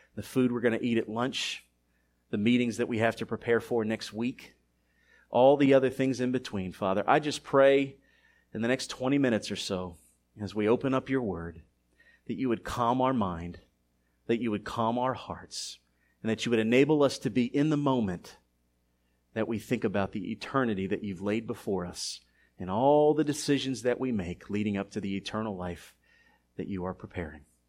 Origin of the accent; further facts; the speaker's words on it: Philadelphia, Pennsylvania, United States; a teenager growing up in Philadelphia in the early nineties